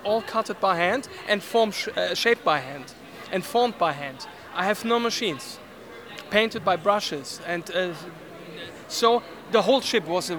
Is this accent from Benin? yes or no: no; Germany; We're from Germany.